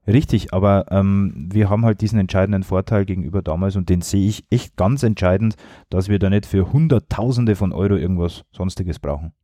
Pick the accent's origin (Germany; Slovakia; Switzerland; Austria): Germany; Regensburg, Bavaria; als gebürtiger Regensburger, als Jahn-Fan seit Kindertagen